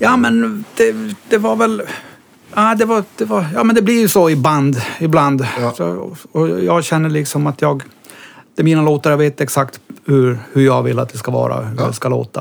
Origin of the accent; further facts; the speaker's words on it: Kaunisvaara, Norrbotten County, Sweden; moved away as an adult; also born or lived in Kiruna; jag är born and raised i en liten by som heter Kaunisvaara